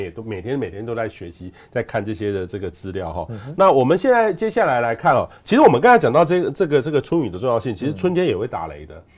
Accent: southern Taiwan, Taiwan; moved away; 我小时候在南部嗯，南部长大

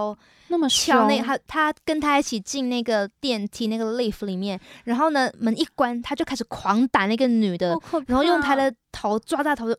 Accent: Malaysia; moved away; also born or lived in United Kingdom; 我说我是马来西亚人，

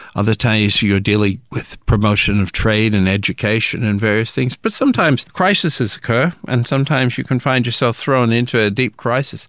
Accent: Australia

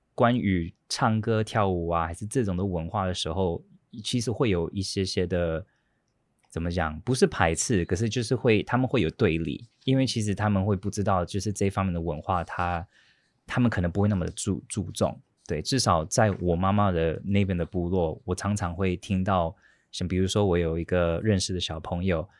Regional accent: United States; also born or lived in Datong Township, Yilan, Taiwan; now in Taiwan; 我在美国出生长大的

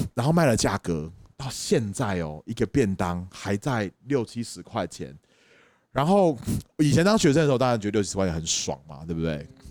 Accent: Taipei, Taiwan; 我台北人下来了，我在东海大学里面做生意

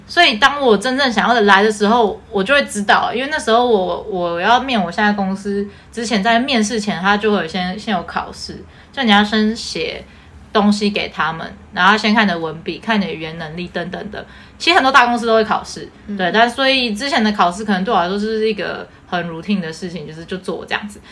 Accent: Taiwan; accent: Taiwanese Mandarin; 讲台湾国语

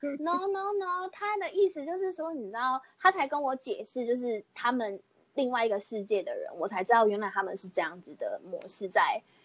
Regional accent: Pingtung County, Taiwan; 我就是屏东人

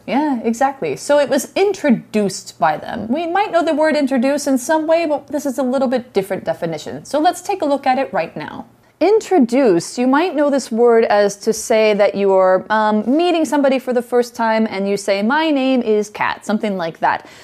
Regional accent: Idaho, United States; Idaho is my home state.

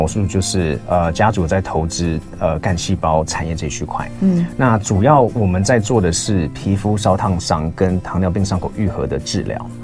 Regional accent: United States; accent: accent of someone who grew up in America; moved away as an adult; now in Taiwan; 我在台湾出生，嗯。那我后来是跟母亲去美国，所以我在美国，嗯。呃，生活了十五年

